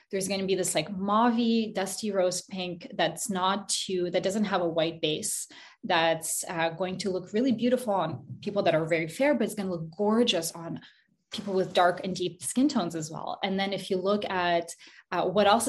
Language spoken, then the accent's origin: English; Montreal, Quebec, Canada; also born or lived in Kazakhstan; I moved to Montreal, Canada when I was 5 years old with my mom. We moved from Kazakhstan. And I grew up